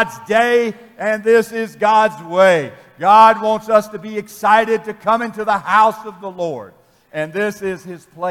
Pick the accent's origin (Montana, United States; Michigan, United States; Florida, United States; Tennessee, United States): Tennessee, United States; I'm from Tennessee